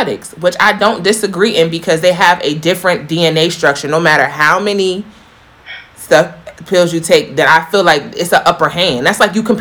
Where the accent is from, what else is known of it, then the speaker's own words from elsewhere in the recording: New York, United States; I'm from New York, so y'all know I was living in Greenwich Village